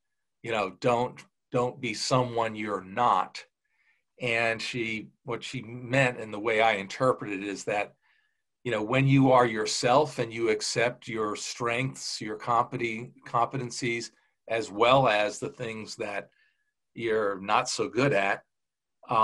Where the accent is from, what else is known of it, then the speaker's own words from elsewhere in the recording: Huntington, New York, United States; I grew up on Long Island in a place called Huntington